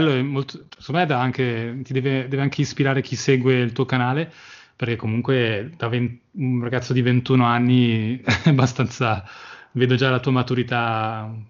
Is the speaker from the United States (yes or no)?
no; Australia; born there; io sono, anch'io sono nato in Australia, avevo 18 anni e ho fatto 6 mesi